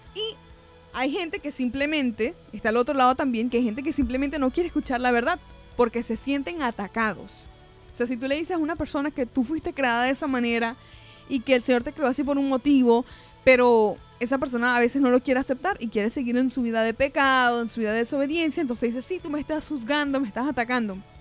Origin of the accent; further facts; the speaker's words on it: Venezuela; yo nací en Venezuela, por ejemplo, eh, yo nací en el año 94